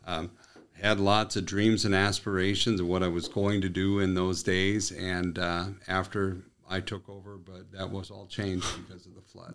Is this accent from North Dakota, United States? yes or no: yes; Willow City, North Dakota, United States; moved away as an adult; also born or lived in Arizona / Turtle Mountain Indian Reservation; now in Minot, United States; my hometown of Willow City